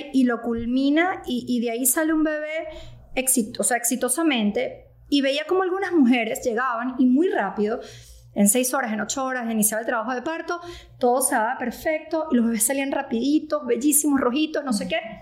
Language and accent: Spanish; Venezuela; moved away as an adult; also born or lived in Caracas; now in United States; soy venezolana. Este, yo llegué a Estados Unidos más o menos en el 2018